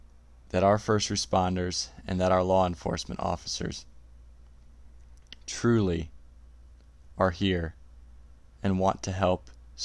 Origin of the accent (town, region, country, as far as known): United States